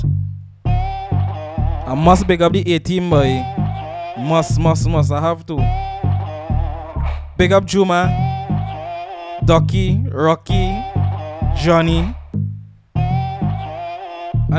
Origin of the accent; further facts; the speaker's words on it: Arima, Trinidad & Tobago; We up in the East, my hometown, Arima